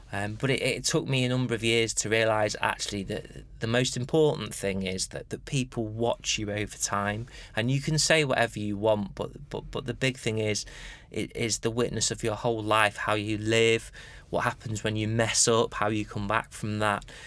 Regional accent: United Kingdom; being British and particularly being Anglican

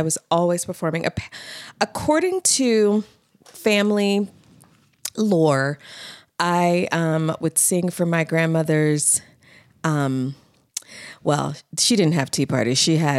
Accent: Baltimore, Maryland, United States; born or raised there

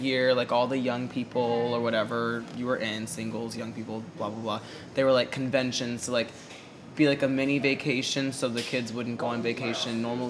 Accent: Texas, United States; I was raised very heavily in the church, so the only time I got outside of Texas was to other church conventions.

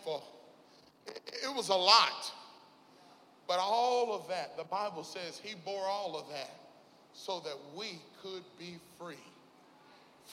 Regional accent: Mississippi, United States; now in Little Rock, United States; I'm from Mississippi. I live in Little Rock now, but, you know, Southern boys

